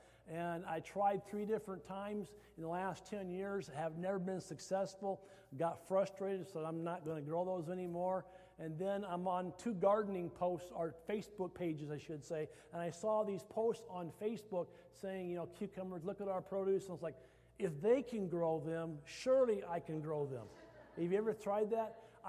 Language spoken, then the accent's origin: English; Iowa, United States; I came from Iowa, I love hostas